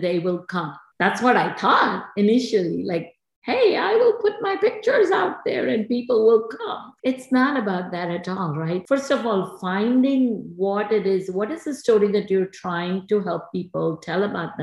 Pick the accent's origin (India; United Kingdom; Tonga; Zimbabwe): India; moved away as an adult; now in New Jersey, United States; I grew up in India in the 70s.